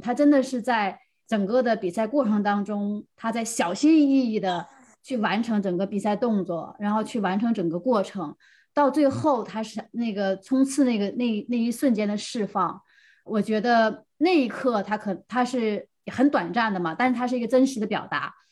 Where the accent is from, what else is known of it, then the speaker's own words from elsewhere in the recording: Heilongjiang, China; 我是来自黑龙江